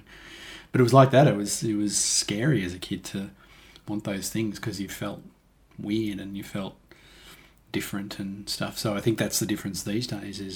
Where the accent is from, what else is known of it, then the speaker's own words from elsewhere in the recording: Toowoomba, Queensland, Australia; I was just me, a kid growing up in Toowoomba